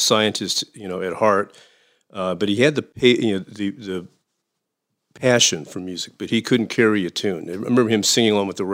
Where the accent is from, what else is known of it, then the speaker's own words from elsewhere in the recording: Danville, Illinois, United States; Danville is my hometown. It's right around Champaign-Urbana at the University of Illinois.